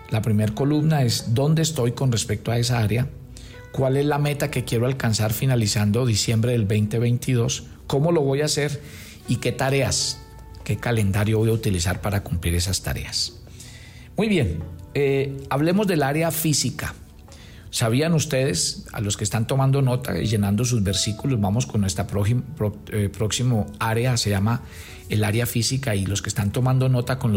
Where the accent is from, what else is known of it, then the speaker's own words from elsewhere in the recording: Colombia; como buenos colombianos, ahí mismo empezaron a pedir la agenda